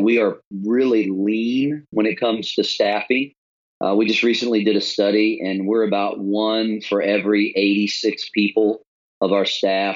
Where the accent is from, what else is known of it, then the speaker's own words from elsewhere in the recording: Richmond, Virginia, United States; moved away as an adult; now in Charlotte, United States; We actually came from another part of the East Coast. We're from Richmond originally. And so moved here 15 years ago